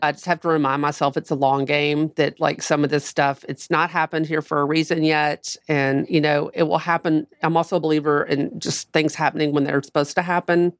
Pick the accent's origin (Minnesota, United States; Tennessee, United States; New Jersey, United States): Tennessee, United States; Nashville; moved away as an adult; now in Florence, United States; I grew up in South Nashville